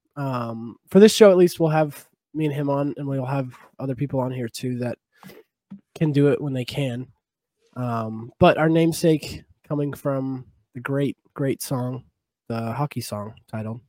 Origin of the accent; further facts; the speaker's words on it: San Jose, California, United States; moved away as an adult; now in Boise, United States; I'm from San Jose. I played junior sharks for most of my life